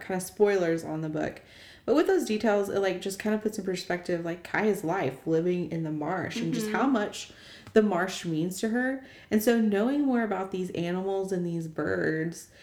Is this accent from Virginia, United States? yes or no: no; Oklahoma, United States; We're from Oklahoma